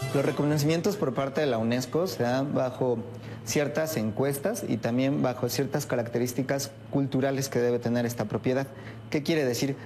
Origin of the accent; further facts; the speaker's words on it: Mexico; nos refleja como mexicanos